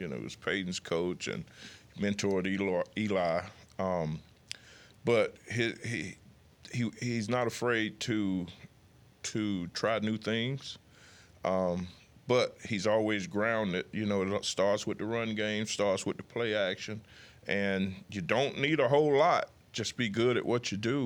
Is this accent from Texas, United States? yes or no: no; near Mobile, Alabama, United States; moved away; my hometown is fifty miles away from Mobile